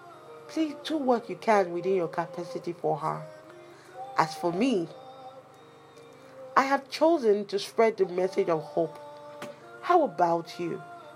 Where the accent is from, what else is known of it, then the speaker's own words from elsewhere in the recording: Nigeria; As a Nigerian